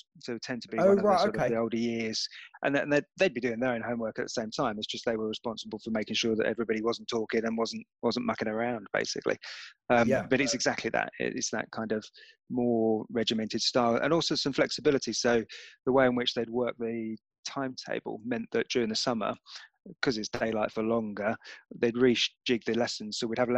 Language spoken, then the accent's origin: English; Enfield, London, United Kingdom; I grew up in North London, in Enfield